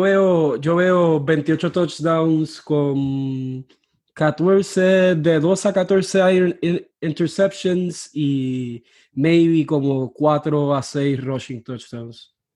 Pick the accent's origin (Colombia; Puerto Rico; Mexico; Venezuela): Puerto Rico; Mayagüez; moved away as an adult; now in New Orleans, United States; Yo soy de Mayagüez, Puerto Rico, pero ahora mismo estoy en Nueva Orleans porque estudio acá en la Universidad de Loyola